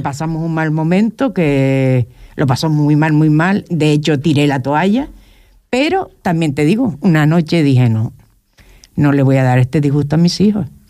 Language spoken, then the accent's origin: Spanish; Puerto del Rosario, Canary Islands, Spain; Soy de la barriada del Carmen, nacida y criada allí